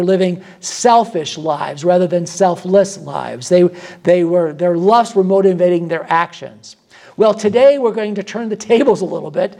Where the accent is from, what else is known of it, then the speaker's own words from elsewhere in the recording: Michigan, United States; also born or lived in Chicago; I'm from Michigan, and I spend a lot of time on the south side of Chicago as well.